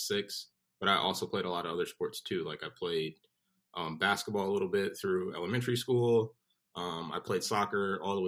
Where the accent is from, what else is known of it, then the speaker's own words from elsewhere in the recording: Southfield, Michigan, United States; moved away as an adult; also born or lived in North Carolina; now in Florida, United States; I'm originally from Southfield, Michigan. I grew up a couple miles north of 8